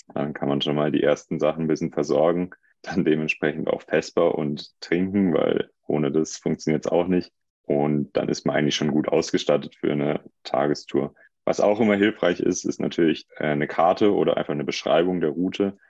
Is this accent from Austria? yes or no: no; Hinterzarten, Baden-Württemberg, Germany; ich komme aus Hinterzarten